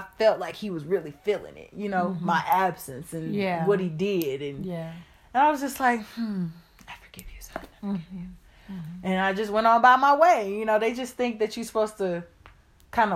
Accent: Illinois, United States; I'm from Illinois

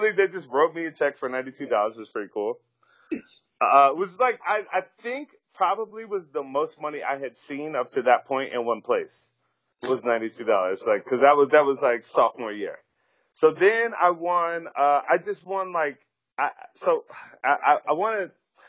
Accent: Virginia, United States; I'm from Virginia, which is not New York

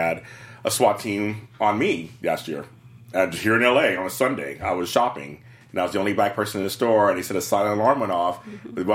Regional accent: Los Angeles, California, United States; I grew up in South Central Los Angeles, 70s and 80s

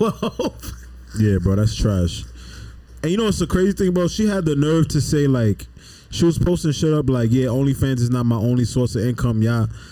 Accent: New York City, New York, United States; I'm from the Bronx

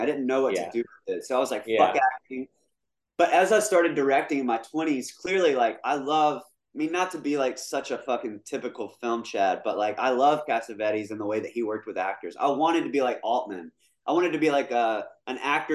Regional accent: Jackson, Mississippi, United States; moved away as an adult; also born or lived in New York / Oxford, Mississippi; now in Los Angeles, United States; from Jackson

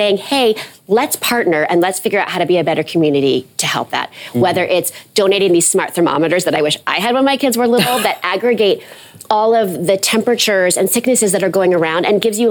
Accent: New York City, New York, United States; I grew up in New York City

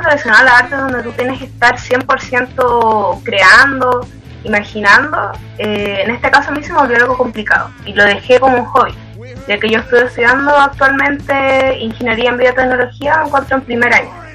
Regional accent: Antofagasta, Chile; soy de Antofagasta

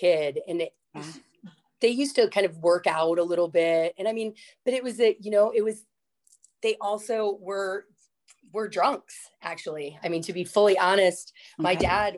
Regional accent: Florida, United States; I grew up in Florida

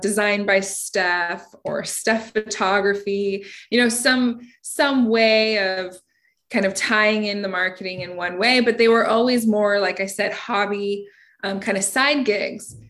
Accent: United States; growing up in Washington

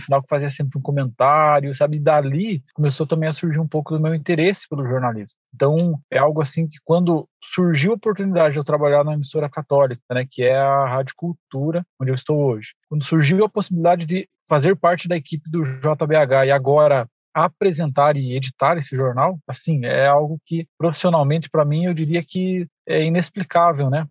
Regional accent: Irati, Paraná, Brazil; minha cidade onde eu nasci, que é uma cidade próxima aqui, chama Irati

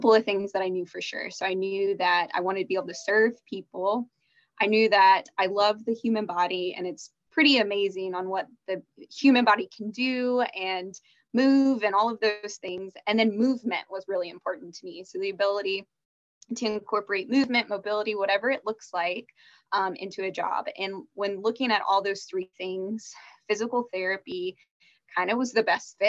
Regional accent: Dallas, Texas, United States; also born or lived in Arkansas; I grew up in the Dallas area

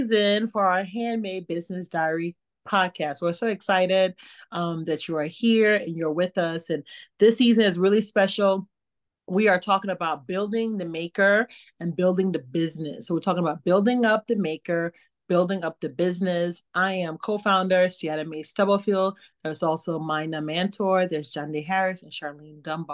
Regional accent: Liberia; born or raised there; moved away

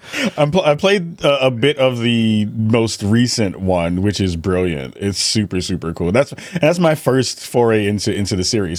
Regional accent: New York City, New York, United States; I'm from the Bronx originally

